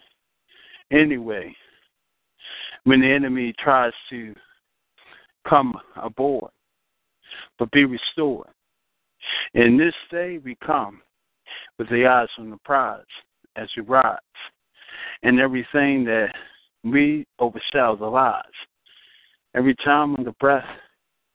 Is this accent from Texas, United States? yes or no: no; Washington, District of Columbia, United States; I'm originally from Washington, D.C. That's my birth.